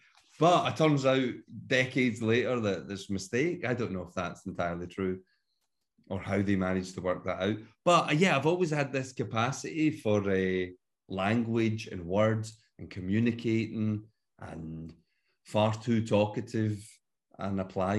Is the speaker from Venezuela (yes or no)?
no; Glasgow, Scotland, United Kingdom; now in Edinburgh, United Kingdom; Because obviously I'm from Glasgow, but I live in Edinburgh and Leith. Been here for about 12 years now.